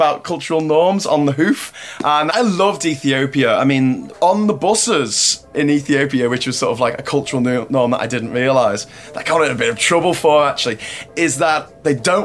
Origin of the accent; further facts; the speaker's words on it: Liverpool, North West England, United Kingdom; now in Panama; I'm from Liverpool, England